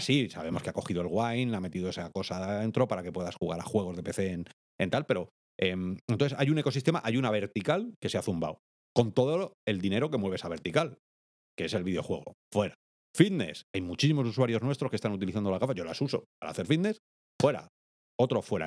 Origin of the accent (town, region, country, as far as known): Spain